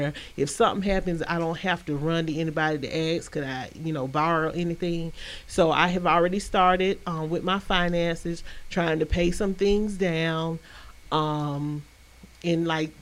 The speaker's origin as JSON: {"language": "English", "town": "Albany", "region": "Georgia", "country": "United States", "tie": "born or raised there", "also_born_or_lived": "Heidelberg, Germany", "said": "I always claim Albany, Georgia is my hometown, but I was actually born in Heidelberg, Germany."}